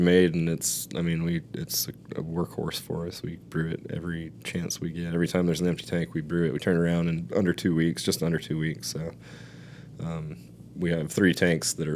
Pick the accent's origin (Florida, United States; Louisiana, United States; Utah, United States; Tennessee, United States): Utah, United States; Salt Lake City; moved away as an adult; we're both from Salt Lake City, Utah